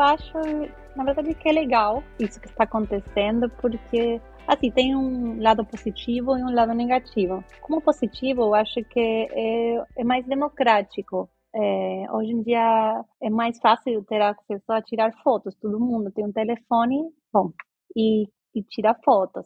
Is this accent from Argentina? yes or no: yes; Argentina; Portuguese is a second language; also born or lived in Brazil; now in London, United Kingdom; sou argentina e morei no Brasil muito tempo, eh, quase 15 anos